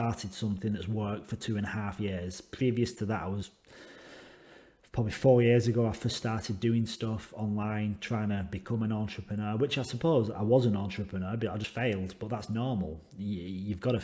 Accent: England, United Kingdom; now in Western Australia, Australia; I live in Western Australia. I'm English

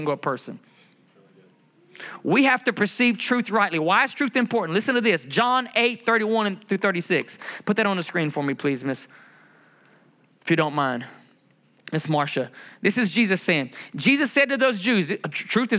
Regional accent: United States; I'm a Native American Indian

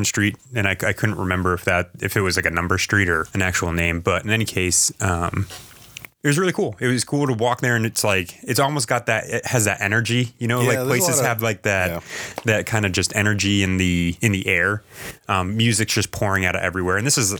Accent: New England, United States; we come from New England

